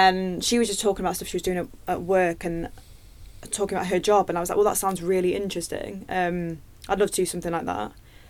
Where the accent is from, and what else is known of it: Nottingham, East Midlands, United Kingdom; now in London, United Kingdom